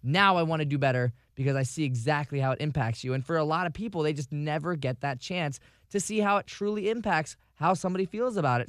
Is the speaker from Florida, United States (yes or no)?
yes; Vero Beach, Florida, United States; now in Tampa Bay, United States; moving to Tampa Bay from Vero Beach, my hometown